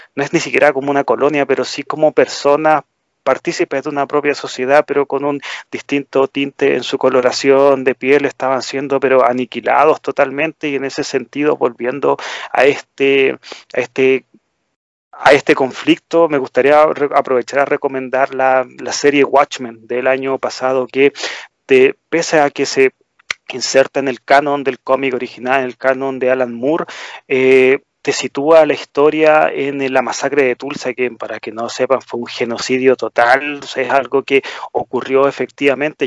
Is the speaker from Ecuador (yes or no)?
no; Chile; en nuestro país